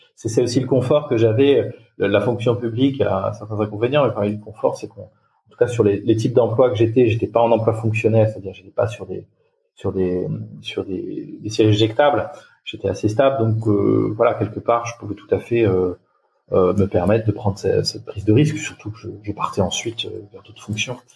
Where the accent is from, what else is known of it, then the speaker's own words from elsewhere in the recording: Touraine, Centre-Val de Loire, France; moved away as an adult; je suis originaire de Touraine, mais j'ai beaucoup beaucoup bougé euh, dans ma vie, dans ma carrière.